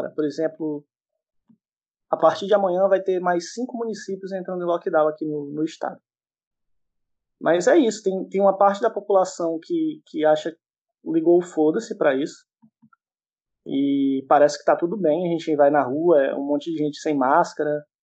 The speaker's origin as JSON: {"language": "Portuguese", "region": "Ceará", "country": "Brazil", "said": "sou do Ceará"}